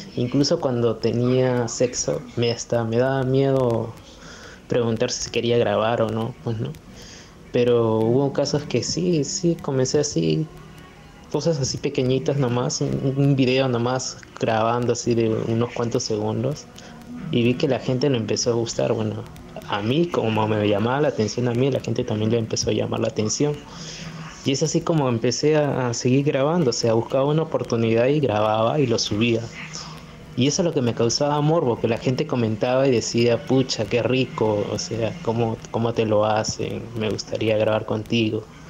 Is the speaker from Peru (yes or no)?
yes; Peru; como todo peruano